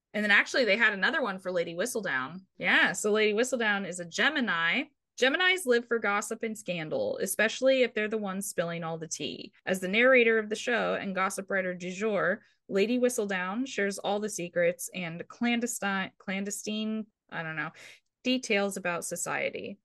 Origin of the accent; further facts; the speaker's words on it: United States; I'm American